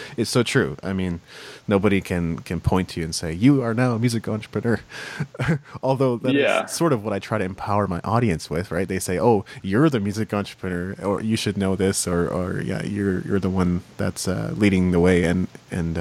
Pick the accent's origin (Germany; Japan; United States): Japan; moved away; I grew up in Japan. That's why I speak Japanese